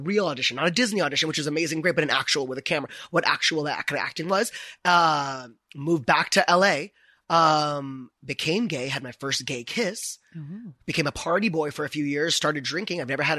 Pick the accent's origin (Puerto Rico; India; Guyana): India; But I never started living as like an actual gay, I'm Indian man.